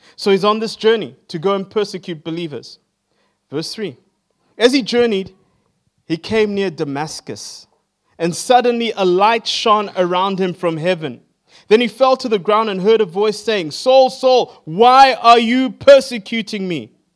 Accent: Zimbabwe; now in Johannesburg, South Africa; I am from Johannesburg in South Africa. I grew up in Zimbabwe

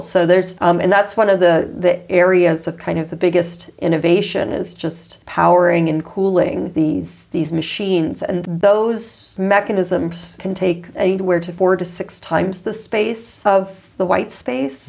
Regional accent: United States; I come from the United States

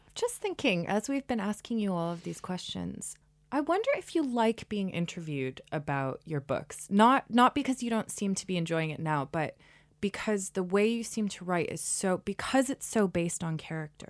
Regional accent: New England, United States; moved away; I'm, I'm from New England as well. And as someone who's left New England

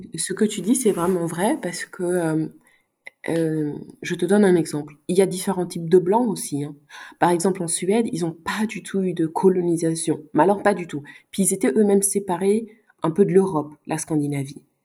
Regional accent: Luxembourg; also born or lived in Sweden; j'ai grandi ici au Luxembourg

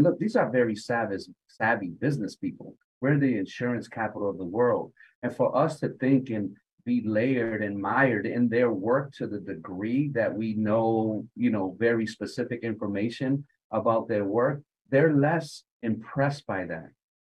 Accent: Hartford, Connecticut, United States; I had a very unique experience growing up in Hartford, in that my mom valued education.

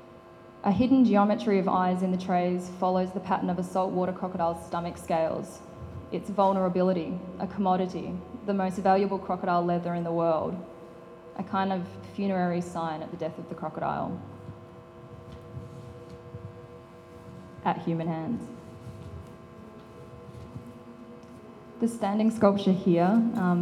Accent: Northern Territory, Australia; I grew up in the Northern Territory

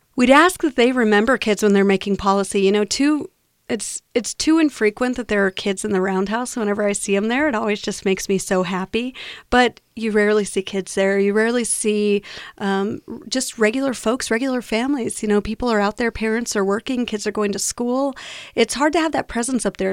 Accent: New Mexico, United States; I'm born and raised in New Mexico.

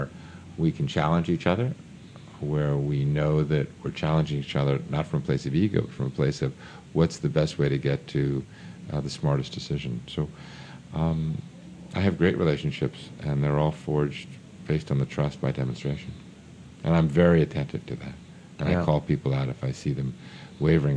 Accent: New York, United States; I grew up in New York.

